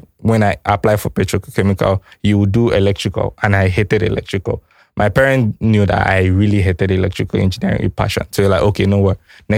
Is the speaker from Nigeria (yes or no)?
yes; Akwa Ibom, Nigeria; I come from Akwa Ibom, and there are a lot of oil companies there